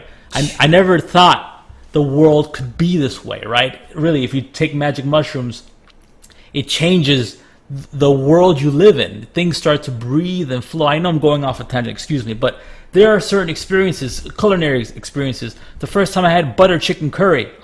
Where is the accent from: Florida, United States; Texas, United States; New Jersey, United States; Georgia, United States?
Florida, United States; Miami; moved away; also born or lived in Ohio, United States; I grew up in Miami and stuff. And I went to school in Ohio